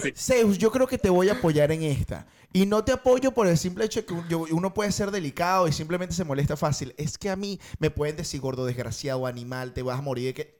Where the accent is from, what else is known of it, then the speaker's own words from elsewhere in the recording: Venezuela; moved away as an adult; now in Spain; los venezolanos hablamos como mandando